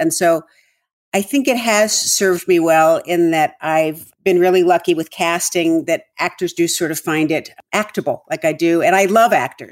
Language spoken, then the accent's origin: English; California, United States; also born or lived in Vermont; I grew up in California